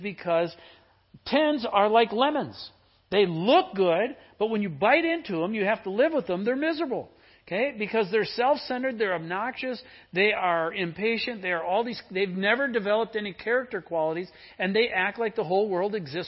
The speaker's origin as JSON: {"language": "English", "region": "Midwest", "country": "United States", "tie": "born or raised there", "said": "I grew up in the Midwest"}